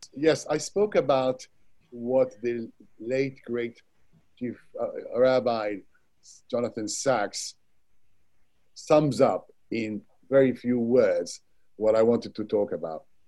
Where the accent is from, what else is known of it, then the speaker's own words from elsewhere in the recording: Baghdad, Baghdad Governorate, Iraq; now in United Kingdom; I was born in Baghdad, Iraq, and spent my childhood there.